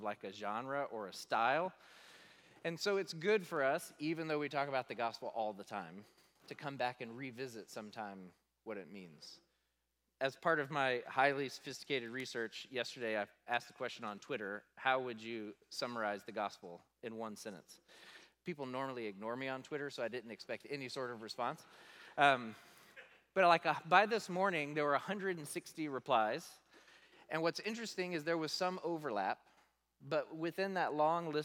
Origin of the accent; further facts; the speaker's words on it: the South, United States; I grew up in the South